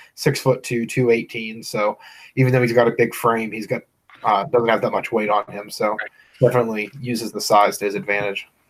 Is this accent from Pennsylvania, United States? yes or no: yes; Clarion, Pennsylvania, United States; I'm from Clarion